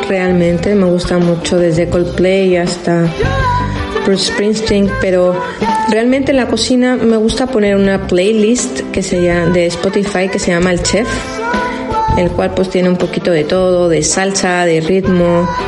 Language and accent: Spanish; Mexico; now in San Sebastián, Spain; Hola, muy buenas a todos. … jefa de cocina del restaurante Arsaca. Me vine desde México hace 20 años a estudiar